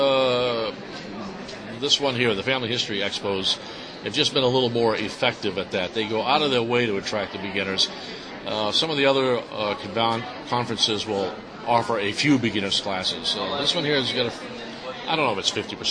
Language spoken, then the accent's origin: English; East Coast, United States; I'm from the East Coast.